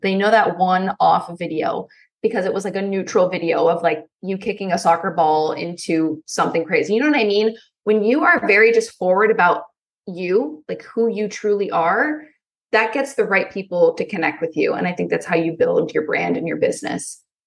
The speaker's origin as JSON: {"language": "English", "region": "Pennsylvania", "country": "United States", "tie": "born or raised there", "said": "I'm from Pennsylvania. I live in a cornfield"}